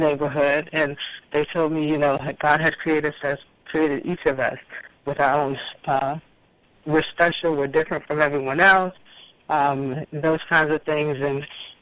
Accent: Washington, District of Columbia, United States; I was born in Washington, D.C., actually in the Southeast. My family lives in the Southeast. I grew up with three siblings

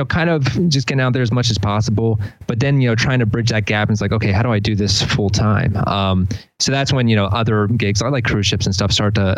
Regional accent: Delaware, United States; also born or lived in Philadelphia; Yeah, moved down to here about 7 years ago from Philly. Before that, I was living in, I'm from Delaware originally.

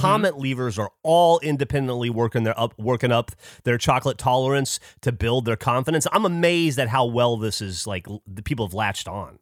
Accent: United States; I'm from America based on my brash, uh, manner of speaking

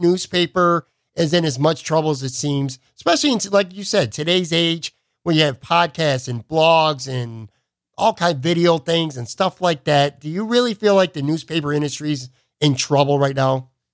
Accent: Buffalo, New York, United States; my hometown, the Buffalo News

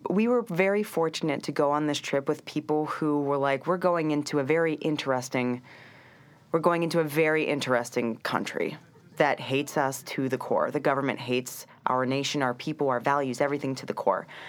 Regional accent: Cincinnati, Ohio, United States; moved away as an adult; also born or lived in Vermont / Nanjing, China / Shanghai, China; now in New York, United States; Growing up in Ohio, um, it's a little more homogeneous

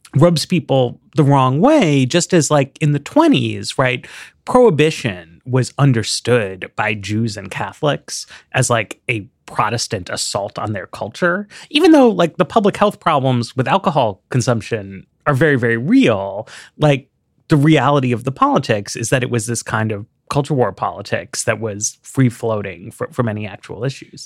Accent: New York City, New York, United States; moved away as an adult; now in Washington, D.C., United States; I grew up in Manhattan

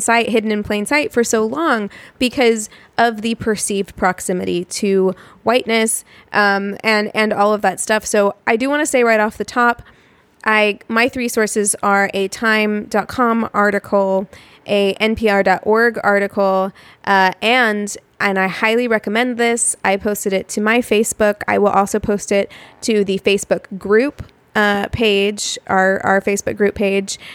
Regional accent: Los Angeles, California, United States; we're from Los Angeles

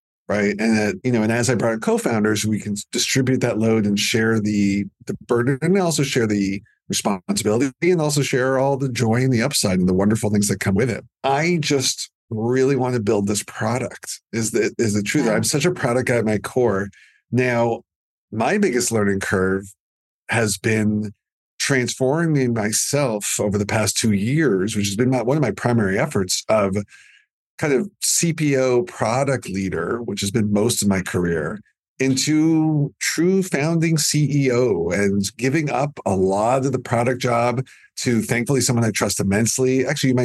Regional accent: Canada; I'm too Canadian

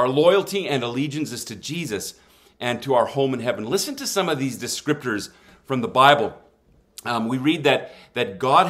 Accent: southwest Germany, Germany; I grew up in Germany. My mom and dad were missionaries there. I am known as what some might refer to as a missionary kid.

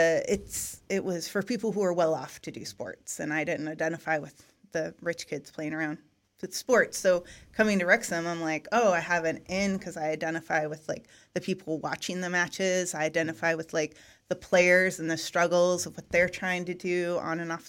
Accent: Eugene, Oregon, United States; where I grew up in Eugene, in Oregon, it's a college town

